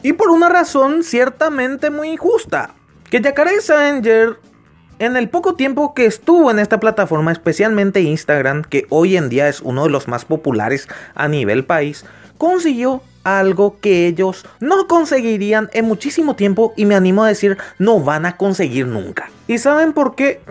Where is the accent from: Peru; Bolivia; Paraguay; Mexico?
Paraguay; Acá en mi país, Paraguay